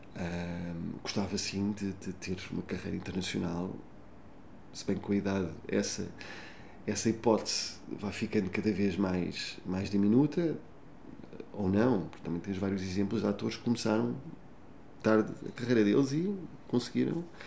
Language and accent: Portuguese; Portugal; como português